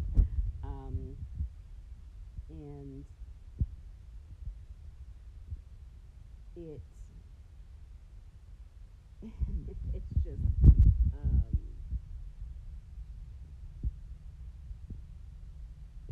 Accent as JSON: {"language": "English", "country": "Canada", "tie": "born or raised there", "said": "as a Canadian, you know, born here in this country"}